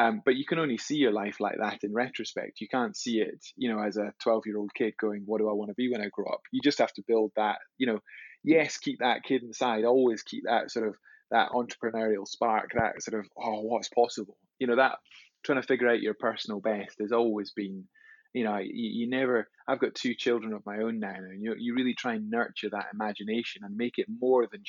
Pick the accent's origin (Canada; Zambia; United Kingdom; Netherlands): United Kingdom; Scotland; growing up in Scotland